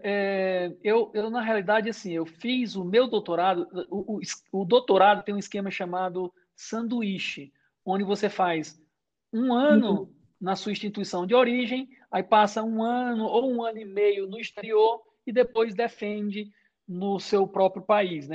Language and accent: Portuguese; Brazil; moved away as an adult; also born or lived in Boston, United States; sou brasileiro